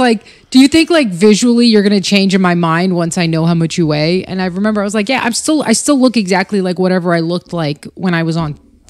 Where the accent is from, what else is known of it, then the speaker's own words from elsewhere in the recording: Albania; born there; But yeah, I was born in 1984 in Albania.